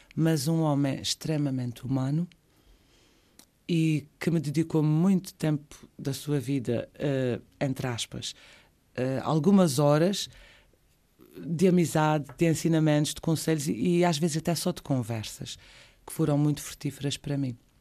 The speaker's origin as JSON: {"language": "Portuguese", "region": "Azores", "country": "Portugal", "tie": "born or raised there", "also_born_or_lived": "Madeira / Terceira", "said": "saí da ilha por duas vezes porque o meu pai era juiz na altura e tivemos que, que o acompanhar"}